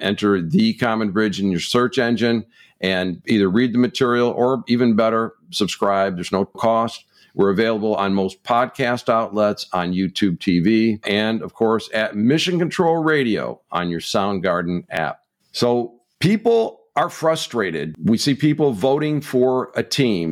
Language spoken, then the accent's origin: English; Michigan, United States; my home state of Michigan